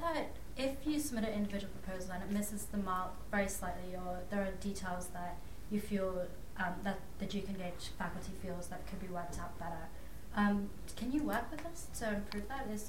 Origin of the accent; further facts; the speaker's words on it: Australia; moved away; I'm a sophomore from Australia.